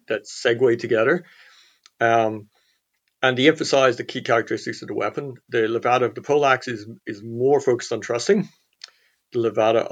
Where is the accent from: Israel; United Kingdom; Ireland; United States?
Ireland; Clonmel, Tipperary; born or raised there